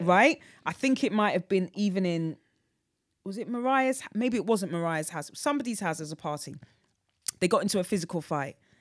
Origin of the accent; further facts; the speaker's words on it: London, United Kingdom; I grew up in North Weezy.